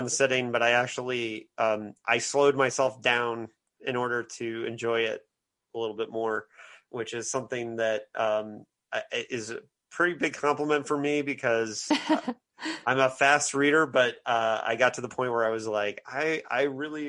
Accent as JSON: {"language": "English", "town": "Bloomington", "region": "Indiana", "country": "United States", "tie": "born or raised there", "said": "my hometown of Bloomington"}